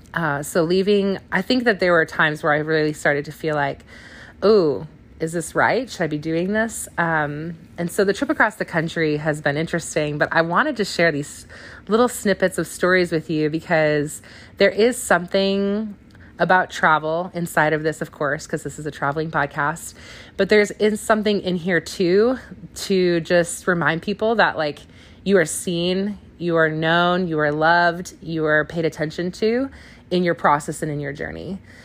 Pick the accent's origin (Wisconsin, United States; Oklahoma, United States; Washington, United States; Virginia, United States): Wisconsin, United States; also born or lived in California; now in Canton, Ohio, United States; I'm from Wisconsin